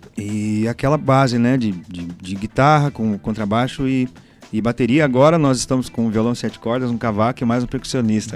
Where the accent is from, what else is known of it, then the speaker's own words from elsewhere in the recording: Curitiba, Paraná, Brazil; Eu sou do Boqueirão. Lá sempre teve muito samba, muito pagode. Eu comecei lá